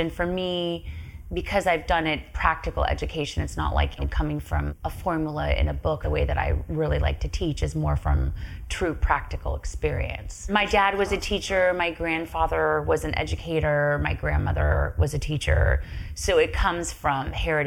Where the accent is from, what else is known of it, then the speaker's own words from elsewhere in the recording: Santa Monica, California, United States; I was born in Santa Monica. I was raised here